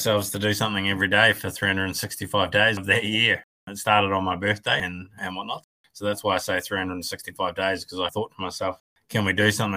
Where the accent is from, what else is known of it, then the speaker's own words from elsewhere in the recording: Golden Bay, Tasman, New Zealand; Born and bred in Golden Bay.